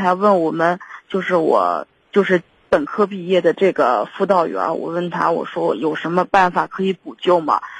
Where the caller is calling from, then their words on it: Shijiazhuang, Hebei, China; 我是石家庄这边儿